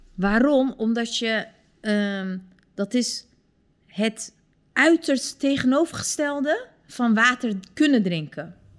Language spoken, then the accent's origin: Dutch; Turkey; now in Netherlands